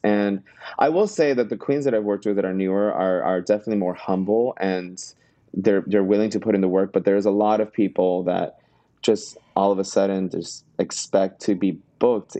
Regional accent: Miami, Florida, United States; now in New York City, United States; I am originally from Miami

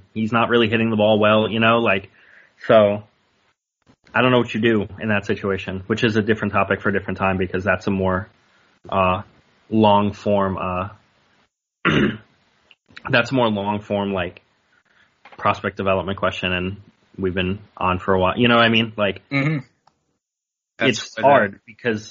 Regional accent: New York City, New York, United States; I'm from Brooklyn specifically

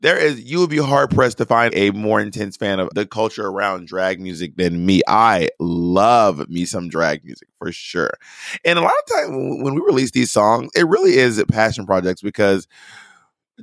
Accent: Atlanta, Georgia, United States; I'm from Atlanta, which has a big hip hop scene

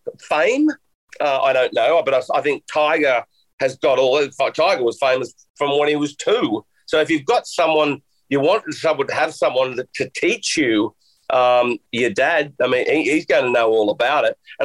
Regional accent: Australia; moved away; also born or lived in United Kingdom; I grew up here in Australia all the time under blue skies and it being hot

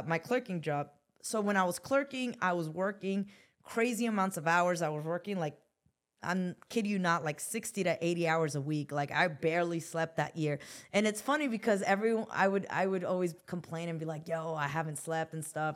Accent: Los Angeles, California, United States; also born or lived in Newark, New Jersey; I come from South Central Los Angeles

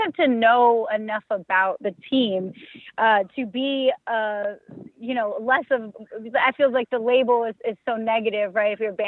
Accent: New York City, New York, United States; I'm a Yankee fan and I'm born and raised in the Bronx

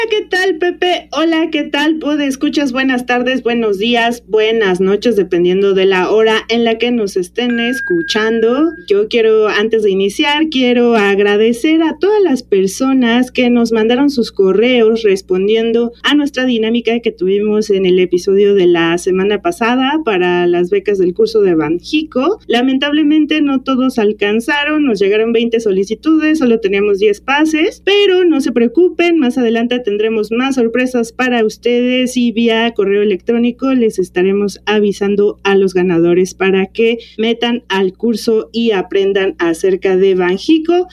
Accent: Mexico; nuestro propio país, México

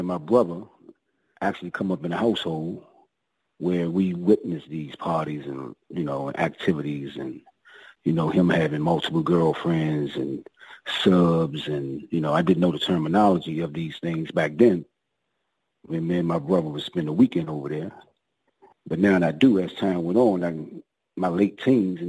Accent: Washington, District of Columbia, United States; I grew up in the projects, Southeast, Washington, D.C.

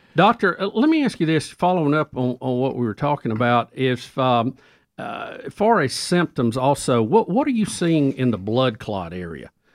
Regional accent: United States; I'm an American. I'm a patriot

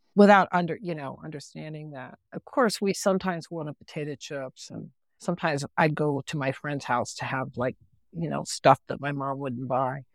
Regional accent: West Virginia, United States; also born or lived in Chihuahuan Desert; I grew up in West Virginia.

